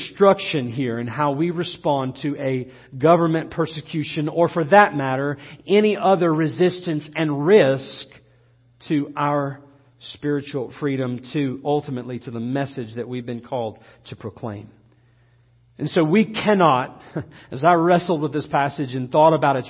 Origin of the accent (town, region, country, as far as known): United States